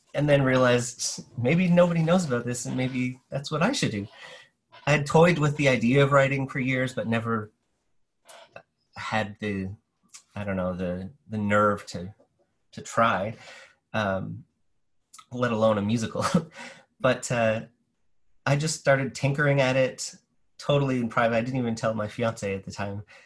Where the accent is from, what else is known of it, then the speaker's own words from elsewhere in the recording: New Brunswick, Canada; now in St. John's, Canada; I'm from New Brunswick originally